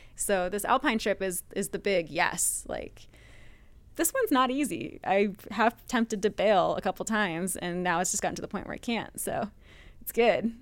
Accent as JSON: {"language": "English", "town": "Bar Harbor", "region": "Maine", "country": "United States", "tie": "born or raised there", "also_born_or_lived": "Vermont", "moved": "as an adult", "lives_now": "Colorado, United States", "said": "I was raised in Maine, So I grew up on the Maine coast"}